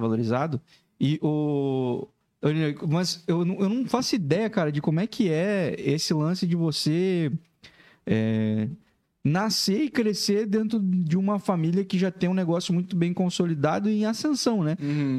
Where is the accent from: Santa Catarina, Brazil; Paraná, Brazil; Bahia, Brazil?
Paraná, Brazil; Laranjeiras do Sul; now in Joinville, Brazil; Laranjeiras do Sul. Ah, O interior do Paraná, perto de Guarapava lá